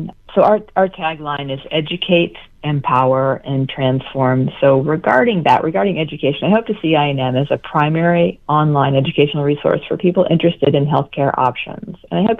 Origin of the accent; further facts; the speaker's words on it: Vermont, United States; I came from Vermont to attend Bastyr University, and I'm still living here. So I'm an example of somebody who's from another state, but I transplanted here because of the school.